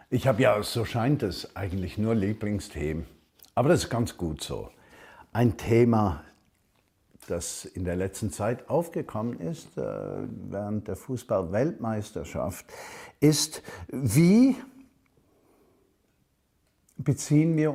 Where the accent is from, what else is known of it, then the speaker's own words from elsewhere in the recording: Switzerland; now in Germany; Ich bin Himmelsbürger und ich bin Schweizer, der in Deutschland lebt.